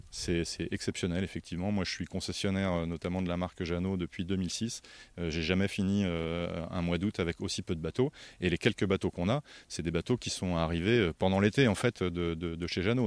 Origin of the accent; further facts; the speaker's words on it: France; ici, chez nous, en France